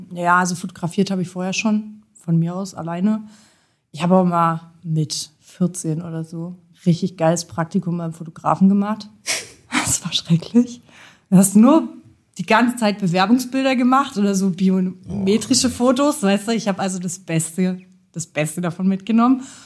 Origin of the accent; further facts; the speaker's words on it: Jena, Thuringia, Germany; ich komme auch aus Jena, genau wie Sepp